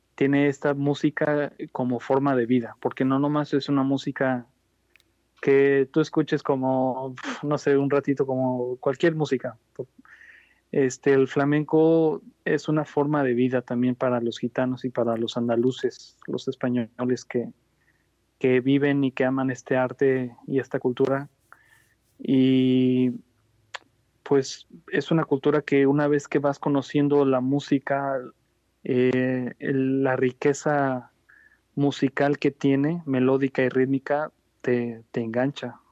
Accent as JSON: {"language": "Spanish", "town": "Guadalajara", "region": "Jalisco", "country": "Mexico", "tie": "born or raised there", "also_born_or_lived": "Ciudad Guzmán, Jalisco", "said": "yo nací en Guadalajara en el año 81, pero desde los 12 años yo llegué a vivir y radicar en Ciudad Guzmán, Jalisco."}